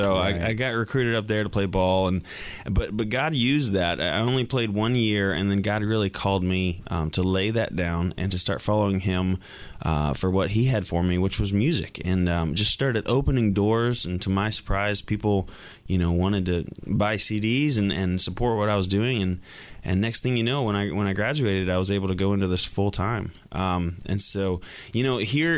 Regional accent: Lakeland, Florida, United States; also born or lived in Lake Wales, Florida; moved over to Lakeland, Florida, and that's where I spent my entire life

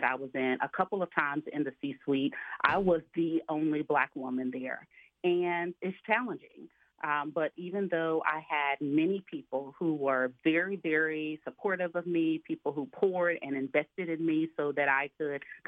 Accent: Alabama, United States; I grew up in Alabama, single parent household

